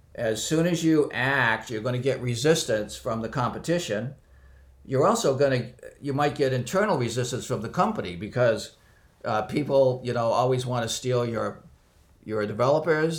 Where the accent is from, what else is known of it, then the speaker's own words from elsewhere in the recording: near Boston, Massachusetts, United States; I was born near Boston